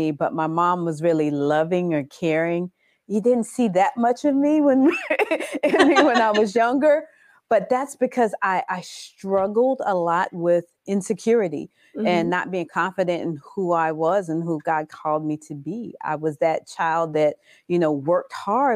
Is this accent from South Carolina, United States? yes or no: yes; Orangeburg, South Carolina, United States; also born or lived in Brooklyn, New York; now in Orlando, United States; I was born in Brooklyn, New York, and I was raised in Orangeburg, South Carolina. But I've been in Florida for over 28 years